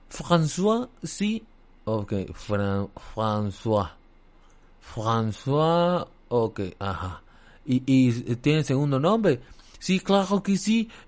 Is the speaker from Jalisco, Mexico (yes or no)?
no; State of Mexico, Mexico; No, yo soy de aquí, de Chimahualcalco, este, la verdad es que no, no soy francés